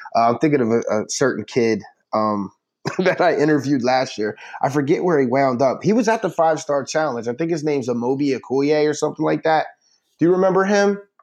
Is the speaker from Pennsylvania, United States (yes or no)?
yes; Philadelphia, Pennsylvania, United States; also born or lived in Delaware; I was growing up in Philly and Delaware